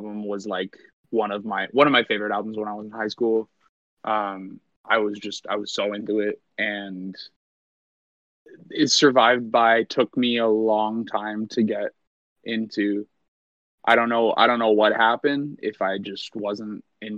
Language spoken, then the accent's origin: English; Hamilton, Ontario, Canada; in my hometown